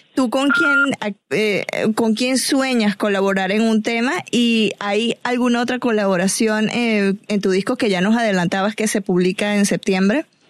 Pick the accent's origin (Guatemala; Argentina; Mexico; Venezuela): Venezuela